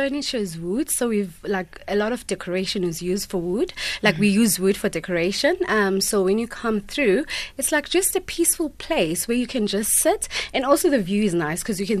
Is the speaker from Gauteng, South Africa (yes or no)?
no; Port Elizabeth, Eastern Cape, South Africa; now in Johannesburg, South Africa; I come from Port Elizabeth.